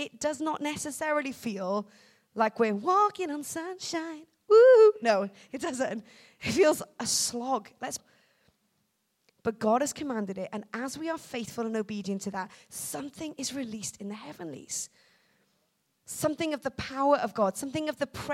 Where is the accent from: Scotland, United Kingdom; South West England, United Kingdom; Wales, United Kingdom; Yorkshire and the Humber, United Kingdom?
Wales, United Kingdom; I'm from Wales.